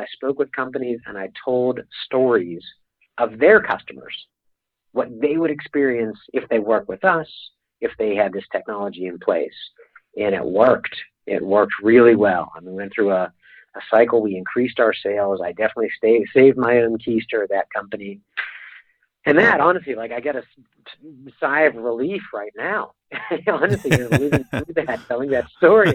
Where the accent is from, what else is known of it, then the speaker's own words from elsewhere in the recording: Pittsburgh, Pennsylvania, United States; moved away; I'm a kid from Pittsburgh